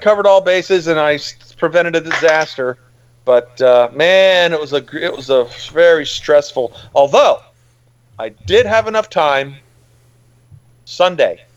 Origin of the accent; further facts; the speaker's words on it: Miami, Florida, United States; moved away; My parents still have a house that the house that I grew up in down in Miami